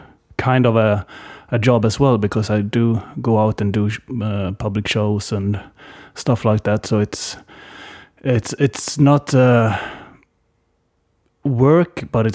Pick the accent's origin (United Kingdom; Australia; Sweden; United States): Sweden; Varberg, Halland County; also born or lived in Tångaberg; I was born in outside of Varberg, and spent my first 12 years in a place called Tångaberg. It's 6 kilometers outside of town. So yeah, basically in or around Varberg my entire life.